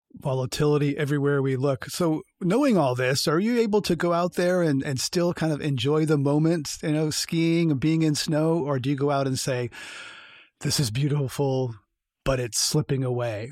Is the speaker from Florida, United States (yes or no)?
no; California, United States; I'm a Californian